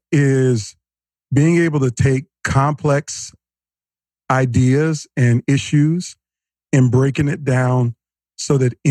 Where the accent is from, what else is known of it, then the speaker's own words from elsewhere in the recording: Norfolk, Virginia, United States; I grew up in uh, Norfolk, Virginia, is what I call home. I'm a military brat.